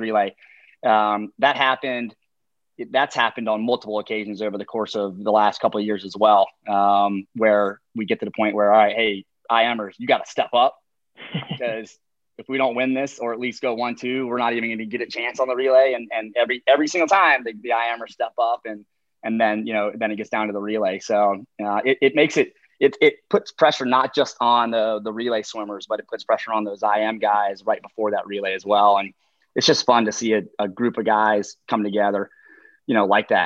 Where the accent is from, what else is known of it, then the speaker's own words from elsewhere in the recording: North Carolina, United States; now in Charlottesville, United States; I'm from North Carolina